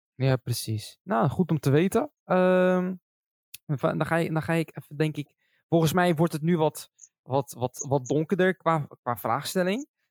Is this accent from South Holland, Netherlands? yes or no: yes; Schiedam, South Holland, Netherlands; now in Rotterdam, Netherlands; ik kom zelf uit Schiedam. Ik ben geboren in Schiedam.